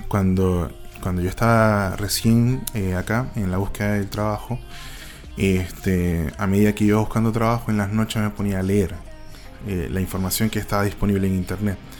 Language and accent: Spanish; Maracaibo, Zulia, Venezuela; moved away as an adult; now in Chile; vengo de Maracaibo, este, bueno, eh, soy licenciado